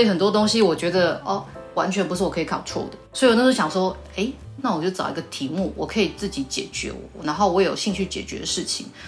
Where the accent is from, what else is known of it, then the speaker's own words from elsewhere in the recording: southern Taiwan, Taiwan; accent: southern; 工厂大部分在台南啊，啊，我就比较南部的口音，然后有时候讲个台语